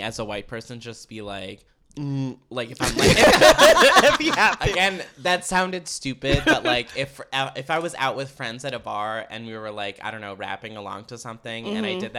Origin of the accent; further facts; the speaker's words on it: Potomac, Maryland, United States; I am from Potomac, Maryland.